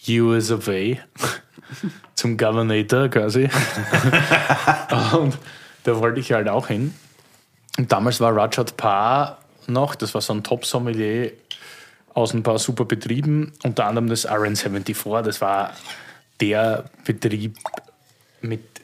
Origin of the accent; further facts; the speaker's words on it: Austria; Aber als Österreicher bekommst du immer nur ein sechs Monate Visum, dann wieder ein sechs Monate Visum und dann kannst du ansuchen auf das lange Visum.